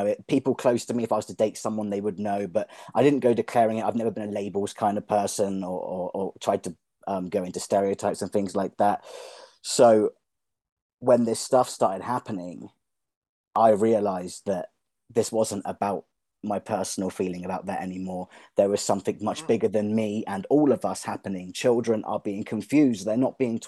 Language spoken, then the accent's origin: English; England, United Kingdom; now in Arizona, United States; I'm from England